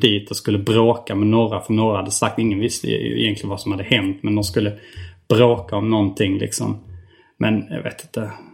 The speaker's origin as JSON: {"language": "Swedish", "town": "Hjärup", "region": "Skåne", "country": "Sweden", "tie": "born or raised there", "also_born_or_lived": "Staffanstorp", "said": "vi kom från ett ställe där det var liksom kuddar"}